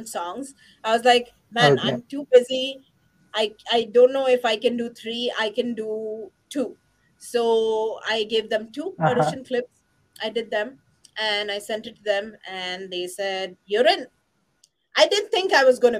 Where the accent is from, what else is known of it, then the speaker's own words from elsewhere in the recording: India; I'm from India